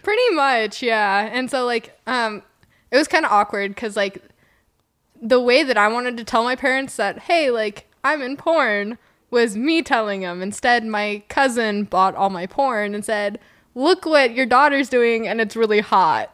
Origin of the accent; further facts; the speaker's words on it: Reno, Nevada, United States; moved away as an adult; also born or lived in Terrebonne, Oregon; now in Oregon, United States; I grew up in Reno